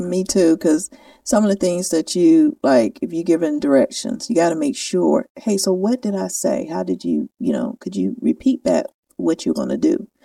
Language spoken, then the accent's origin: English; the South, United States; accent: southern; my southern accent